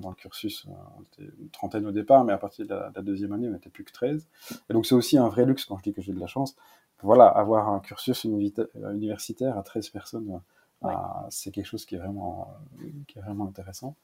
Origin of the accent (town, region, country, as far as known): Malmedy, Wallonia, Belgium; born or raised there